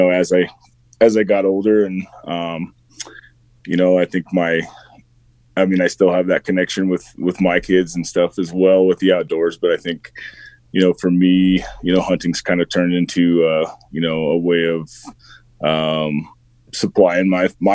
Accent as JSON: {"language": "English", "region": "southeast Wyoming", "country": "United States", "tie": "born or raised there", "said": "I grew up in Wyoming and grew up, in a rural ranch community in southeast Wyoming"}